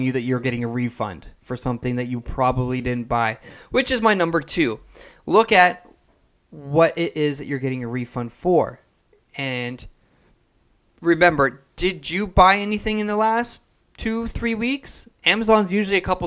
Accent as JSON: {"language": "English", "country": "Canada", "said": "I'm from Canada. I'm from Canada, right? So I'm all the way up here in Canada"}